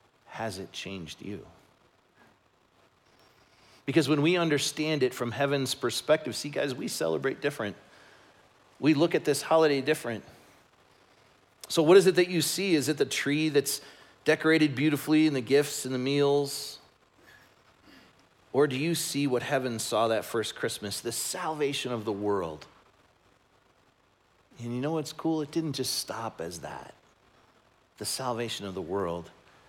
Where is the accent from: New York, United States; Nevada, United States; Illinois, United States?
Illinois, United States; Chicago; that's the fact that I grew up in Chicago and the Bears are doing really well.